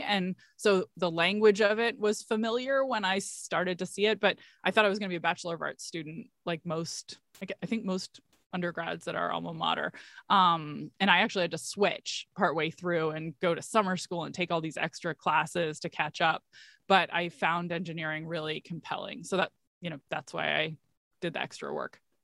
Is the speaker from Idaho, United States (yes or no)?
no; Washington, D.C. area, District of Columbia, United States; I am from the Washington, D C area, and I grew up in the suburbs.